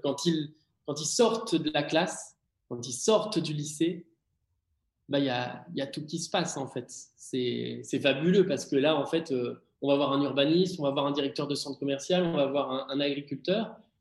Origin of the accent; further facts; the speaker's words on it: Martinique; j'ai grandi en fait en Martinique